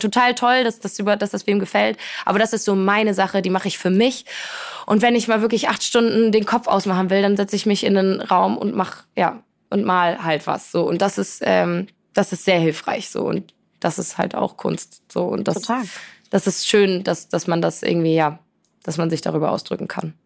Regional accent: Poland; now in Hamburg, Germany; ich komme aus Polen, äh, meine Eltern äh, sind, kommen beide aus Polen, so ich bin in einer sehr polnischen, sehr familiären Kultur

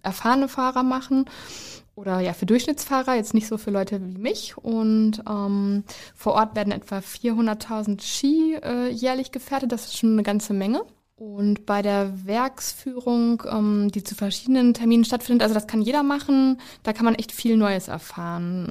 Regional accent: East Westphalia-Lippe, North Rhine-Westphalia, Germany; Also ich komme ja aus Ostwestfalen-Lippe.

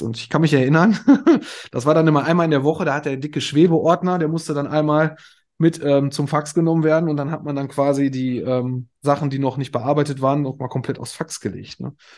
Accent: Moers, North Rhine-Westphalia, Germany; also born or lived in Kamp-Lintfort; ich komme aus Mörs, das ist quasi direkt der Nachbarort hier

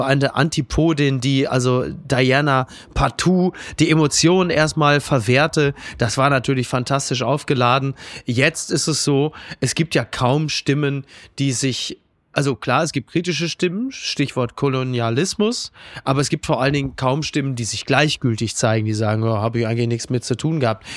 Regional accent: Kassel, Hesse, Germany; Ich komme aus Kassel Brauxel

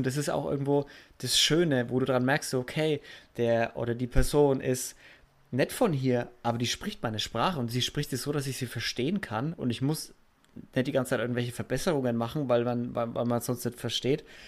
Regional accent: Franconia, Bavaria, Germany; accent: Franconian

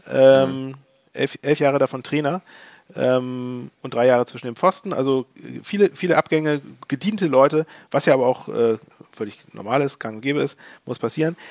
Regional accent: Hamburg, Germany; als Hamburger

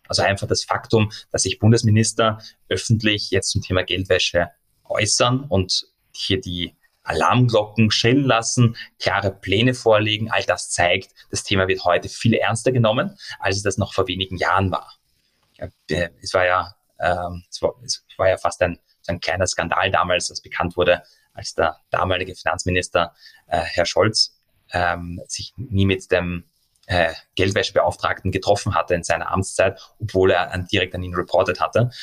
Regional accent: Austria; Also ich sehe mich in erster Linie auch als Europa, erst dann in zweiter Linie als Österreicher

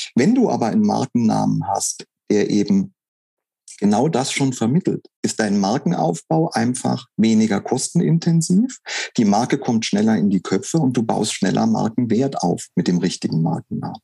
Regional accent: Saarland, Germany; moved away; also born or lived in Lake Constance / Wuppertal; Jetzt bin ich nicht gebürtig aus dem Saarland, sondern ich bin am Bodensee geboren, aber ich bin im Saarland aufgewachsen

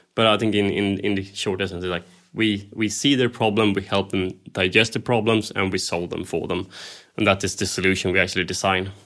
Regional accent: Sweden; I'm, I'm from Scandinavia

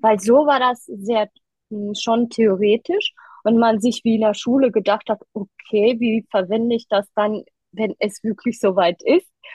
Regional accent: Düsseldorf, North Rhine-Westphalia, Germany; ich komme aus Düsseldorf und äh, bin 33 Jahre alt

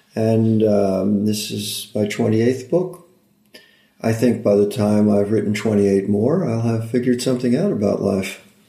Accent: upstate New York, United States; moved away as an adult; also born or lived in Iowa / Los Angeles, United States; now in Santa Barbara, United States; always my perspective and my heart are in New York

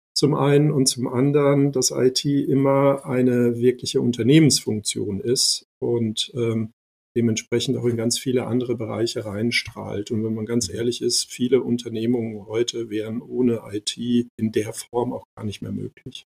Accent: Ludwigshafen, Rhineland-Palatinate, Germany; German is a second language; also born or lived in former Yugoslavia / Mannheim / Heidelberg; ich bin in Ludwigshafen aufgewachsen, mhm. bin dann in Mannheim zur Schule gegangen

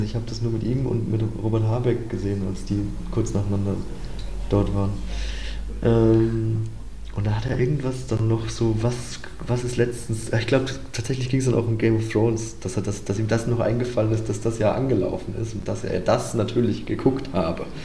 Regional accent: Bavaria, Germany; Ja, also offensichtlich liebe ich jetzt auch Italien, ich bin ja auch ein Bayer.

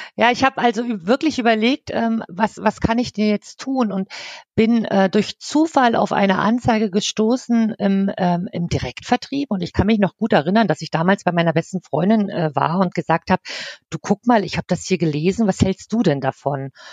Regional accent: East Germany, Germany; moved away as an adult; geboren bin ich im Osten. Dort habe ich auch 18 Jahre gelebt

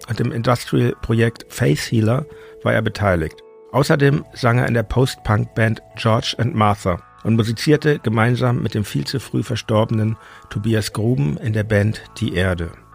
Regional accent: Hamburg, Germany; moved away; in meine Geburtsstadt Hamburg zurück

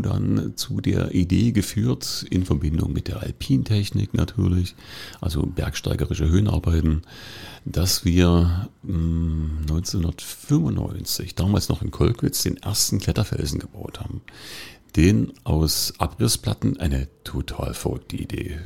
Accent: Dresden, Saxony, Germany; moved away as an adult; now in Cottbus, Germany; Ich bin in Dresden groß geworden

